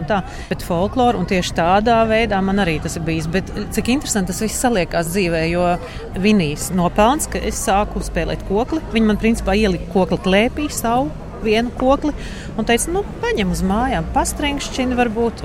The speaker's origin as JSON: {"language": "Latvian", "town": "Rēzekne", "region": "Latgale", "country": "Latvia", "tie": "born or raised there", "moved": "yes", "lives_now": "Berlin, Germany", "said": "no Rīgas pēc tam līdz Rēzaknē, kur ir mana vecāka māja"}